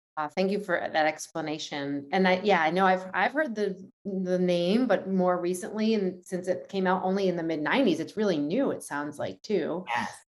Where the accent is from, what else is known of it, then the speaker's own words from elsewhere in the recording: New York City, New York, United States; as a New Yorker